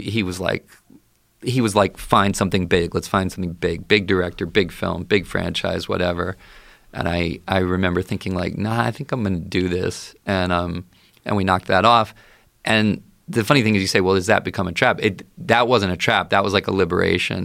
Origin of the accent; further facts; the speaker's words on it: Baltimore, Maryland, United States; I grew up in the Baltimore area